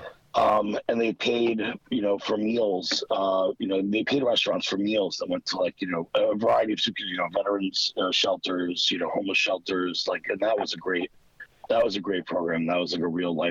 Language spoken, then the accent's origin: English; New York City, New York, United States; I grew up in Queens